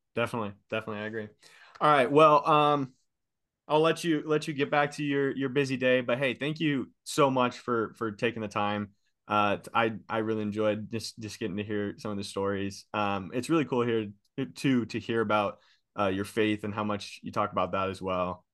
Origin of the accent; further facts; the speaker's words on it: Seattle, Washington, United States; now in Boise, United States; I'm from Seattle area